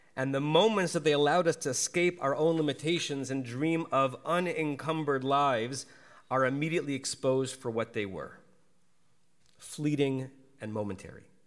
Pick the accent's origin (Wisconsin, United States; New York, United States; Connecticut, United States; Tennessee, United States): Connecticut, United States; moved away as an adult; now in Los Angeles, United States; I grew up in Connecticut